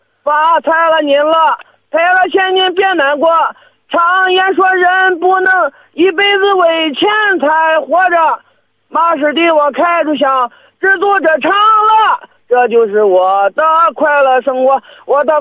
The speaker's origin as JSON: {"language": "Chinese", "town": "Shanghe", "region": "Shandong", "country": "China", "tie": "born or raised there", "said": "我老我老家是商河的"}